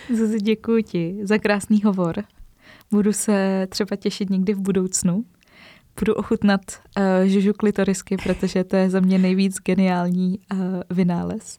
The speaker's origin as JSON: {"language": "Czech", "country": "Czechia", "said": "my Češi"}